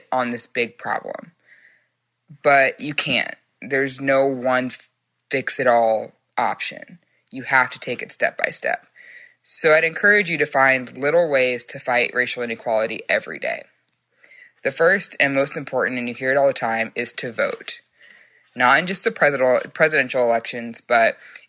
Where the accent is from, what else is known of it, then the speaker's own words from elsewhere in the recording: Frisco, Texas, United States; I'm from Frisco, Texas